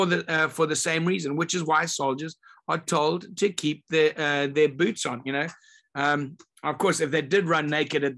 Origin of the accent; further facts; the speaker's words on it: Zimbabwe; I grew up in Zimbabwe, and the country was called Rhodesia back then